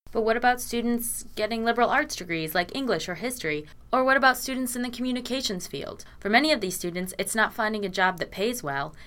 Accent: Connecticut, United States; moved away as an adult; now in Oswego, United States; I'm from Connecticut

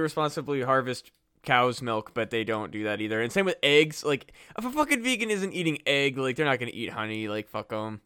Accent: Iowa, United States; born or raised there; moved away

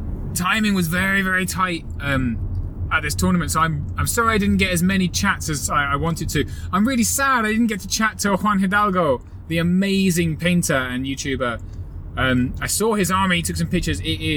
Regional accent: England, United Kingdom; Oh, we're so English. It's terrible.

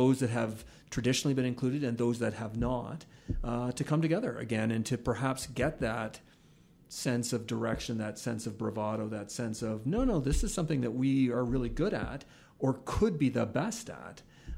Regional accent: Ontario, Canada; moved away as an adult; now in Calgary, Canada; I remember when I moved out here from Ontario in the mid 90s, that was something that really struck me, was that sense of bravado that Calgary had that I didn't recall feeling in Southern Ontario.

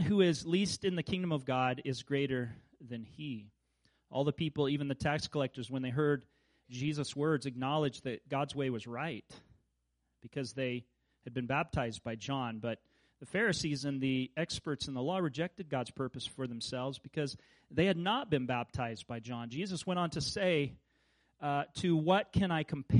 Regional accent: Kansas, United States; where I grew up in Kansas

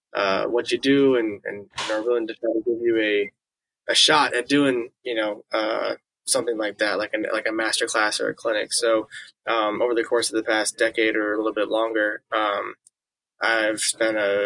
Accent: Illinois, United States; moved away as an adult; also born or lived in New York; now in Kansas City, United States; I grew up in Illinois, and then I went to Manhattan School of Music after high school. And I lived in New York for the past 11 years

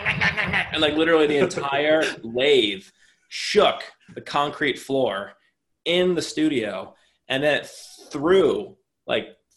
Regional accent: New Jersey, United States; I'm from New Jersey

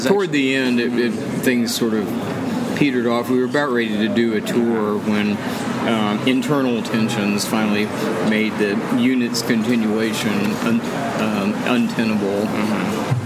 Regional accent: United States; I'm like an American.

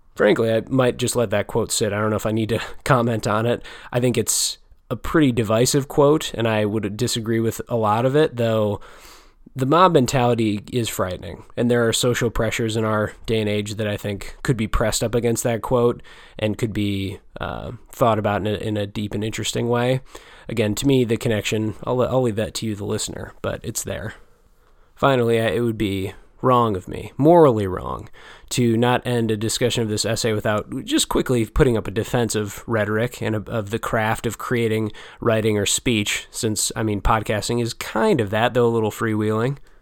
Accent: United States; an American reader such as myself

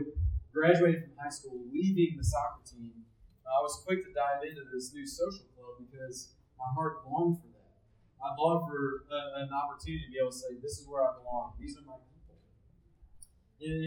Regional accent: Tennessee, United States; I was raised in Tennessee

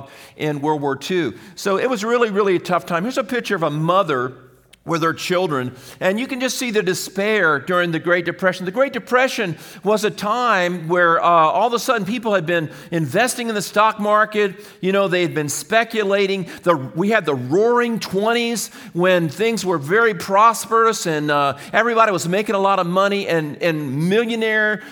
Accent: United States; as American people

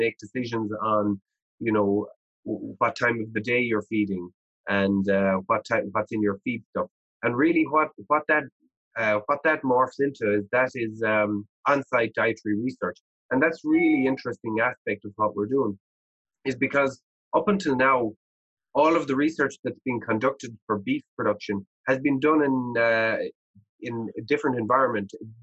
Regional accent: Ireland; moved away as an adult; now in Canada; I grew up in Ireland and I knew every farmer in our region

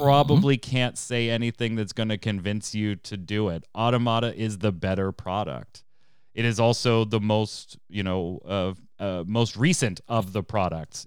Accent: United States; I'm American

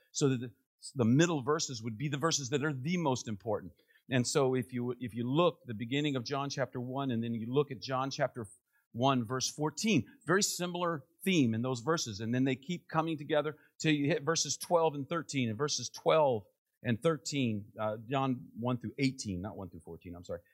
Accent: Northern Virginia, United States; also born or lived in Maryland; I grew up there in Northern Virginia.

